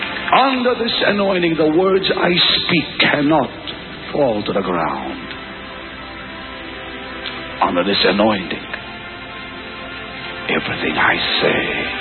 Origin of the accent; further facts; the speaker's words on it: Israel; English is a second language; I'm from Israel.